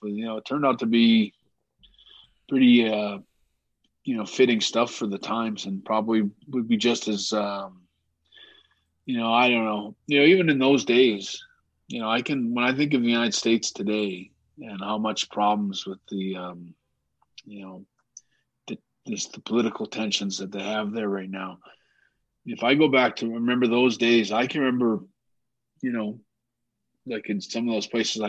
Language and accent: English; Canada